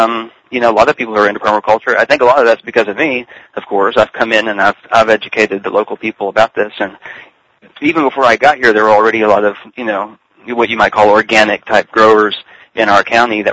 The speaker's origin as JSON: {"language": "English", "town": "Richardson", "region": "Texas", "country": "United States", "tie": "born or raised there", "also_born_or_lived": "McKinney, Texas", "lives_now": "East Texas, United States", "said": "I was brought up in Richardson, which is a Dallas suburb"}